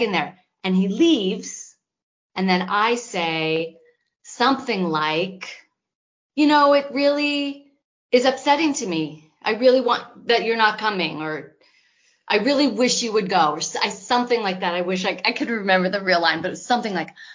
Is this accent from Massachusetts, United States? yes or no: no; Los Angeles, California, United States; I'm from Los Angeles, and I went to UCLA